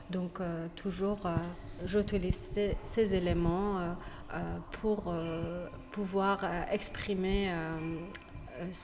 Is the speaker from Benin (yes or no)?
no; Iran; French is a second language; now in France; ça fait quelques années que je suis sortie d'Iran et euh, donc je me suis détachée. Et je fais plus de la peinture. depuis que je suis venue en France, j'ai orienté mon travail vers d'autres dimensions